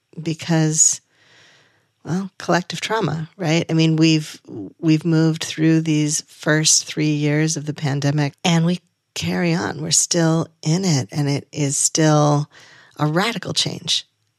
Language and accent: English; New England, United States; I grew up in Southern New England, where August is absolutely the beginning of harvest season.